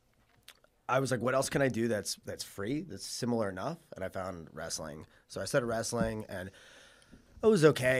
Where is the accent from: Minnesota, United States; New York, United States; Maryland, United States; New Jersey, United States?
New York, United States; Suffolk County, Long Island; So I'm from Suffolk County, Long Island. And I was born in 1992. And I was a pretty, bookish kid growing up.